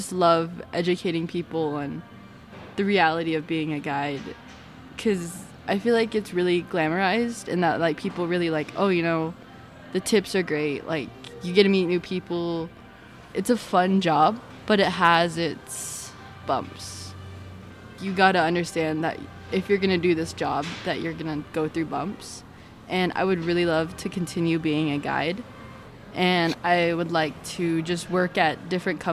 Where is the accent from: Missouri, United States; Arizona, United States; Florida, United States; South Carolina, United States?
Arizona, United States; I'm from the Navajo Nation in Arizona. My mom's Navajo and my dad's Lakota. We've always lived down here.